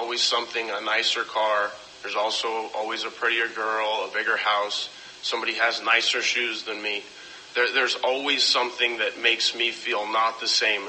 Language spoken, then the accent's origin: English; Las Vegas, Nevada, United States; now in Oceanside, United States; I grew up in Las Vegas